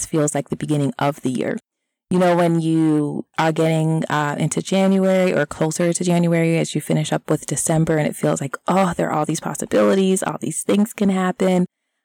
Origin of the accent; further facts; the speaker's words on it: Florida, United States; now in Mid-Atlantic, United States; I am originally from Florida